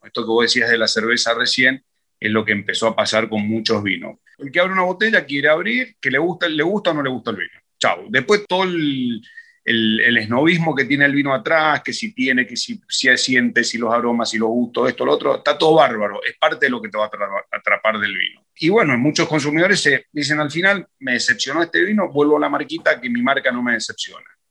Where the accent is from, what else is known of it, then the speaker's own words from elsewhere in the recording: Junín, Mendoza, Argentina; una zona de Junín muy, muy linda, una finca muy bonita, que es donde yo me crié